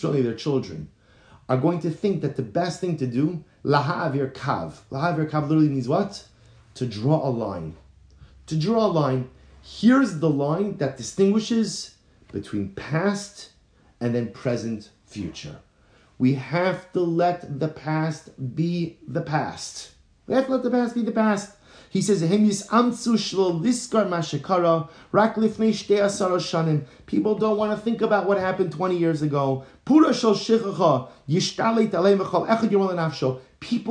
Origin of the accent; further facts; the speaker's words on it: United States; moved away as an adult; now in Baltimore, United States; growing up in New York, New Jersey